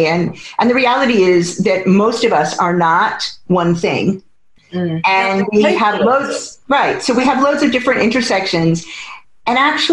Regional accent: United States; now in United Kingdom; as an American born

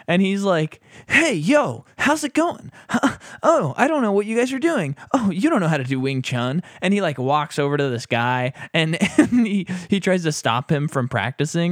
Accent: United States; as an American

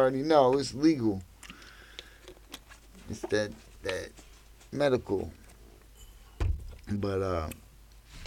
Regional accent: Erie, Pennsylvania, United States; I'm from Erie, PA

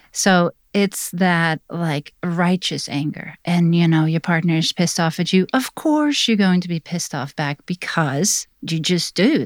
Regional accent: Netherlands; now in Black Mountain, United States; I was born in Holland, now I'm immigrated to the U S

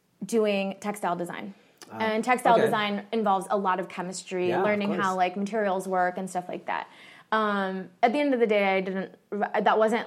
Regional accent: Fairfax County, Virginia, United States; I grew up in Fairfax County

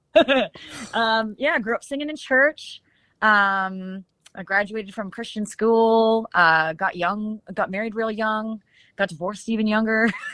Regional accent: Shuswap Lakes, British Columbia, Canada; moved away as an adult; now in Nashville, United States; I grew up um, kind of right next door to wine country in Canada. It's like Canada's Beautiful. Napa Valley. Um, I grew up around that area, and uh, it's called the um, the Shuswap Lakes

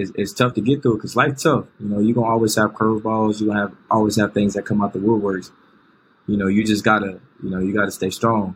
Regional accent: Winston-Salem, North Carolina, United States; also born or lived in outside Charlotte, North Carolina; I grew up in Winston-Salem. Yeah. Winston-Salem, North Carolina

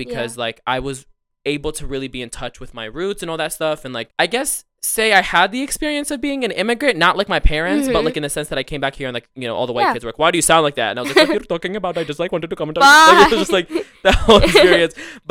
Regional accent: Amman, Amman Governorate, Jordan; now in United States; So then we went back to the Middle East and I lived in Amman, Jordan for a few years. And it was a good portion of my childhood. And then I came back to America and that's where I am today. But I lived a really good portion of my life in Jordan.

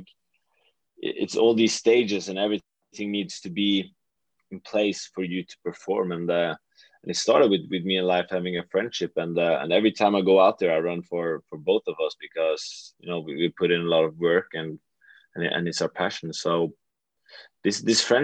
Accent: Western Norway, Norway; moved away as an adult; now in Oslo, Norway; I'm from a very, very small place in the western part of Norway

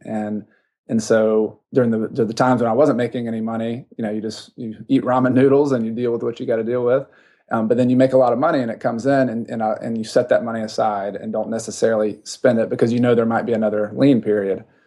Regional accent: the South, United States; I grew up in the South

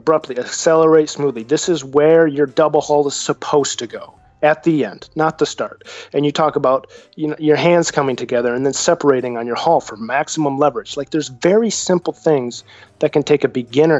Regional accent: Lake Michigan, Midwest, United States; I grew up on Lake Michigan

